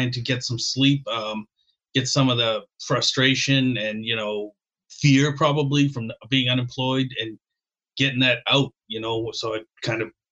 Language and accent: English; Boston, Massachusetts, United States; now in Maine, United States; I grew up in Boston